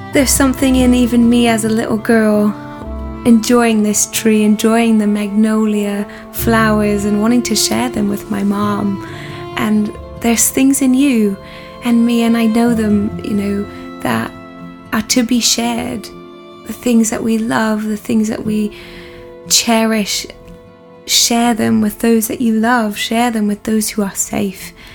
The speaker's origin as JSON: {"language": "English", "town": "Burlington", "region": "Ontario", "country": "Canada", "tie": "born or raised there", "moved": "as an adult", "said": "I'm Canadian by blood and birth, and I have um, grown up my first 18 years of life um, in Burlington, Ontario, a lovely suburb of Toronto"}